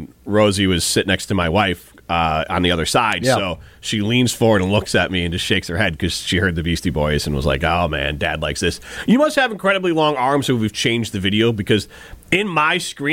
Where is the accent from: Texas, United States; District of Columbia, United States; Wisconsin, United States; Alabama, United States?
Wisconsin, United States; near Milwaukee; I grew up near Milwaukee